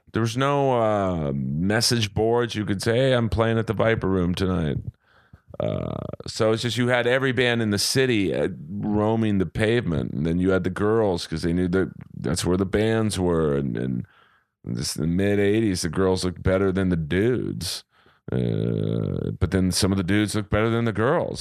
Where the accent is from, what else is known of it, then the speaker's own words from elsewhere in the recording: Los Angeles, California, United States; I grew up in Bel Air